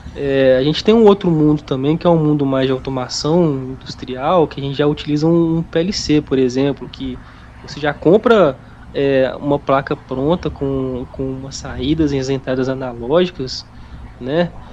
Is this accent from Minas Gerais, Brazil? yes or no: yes; Minas Gerais, Brazil; eu sou de Minas